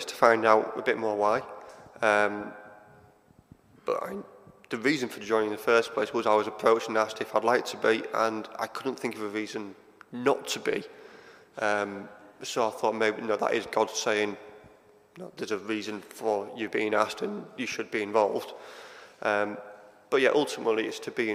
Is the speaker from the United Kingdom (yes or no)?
yes; Hull, Yorkshire and the Humber, United Kingdom; moved away as an adult; now in Sheffield, United Kingdom; I'm originally from Hull. I came to Sheffield as a student 20 years ago now. And never left.